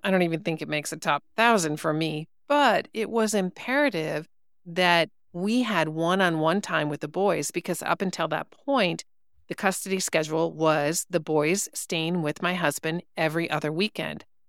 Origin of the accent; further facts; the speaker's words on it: Wisconsin, United States; I'm a cheesehead by birth, as they say. I grew up in Wisconsin, not Milwaukee